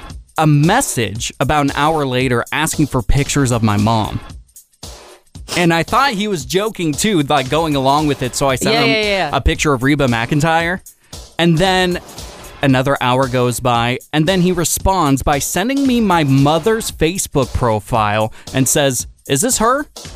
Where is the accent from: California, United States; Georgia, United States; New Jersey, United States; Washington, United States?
Washington, United States; Puyallup; moved away; he's moving to my hometown of Puyallup, Washington.